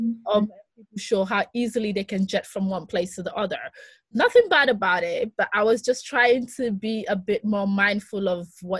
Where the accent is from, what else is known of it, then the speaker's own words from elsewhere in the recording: Nigeria; I am a Nigerian, but I'm also Greek, but I'm also someone who's lived in different metropolitan, so it makes sense, Afropolitan.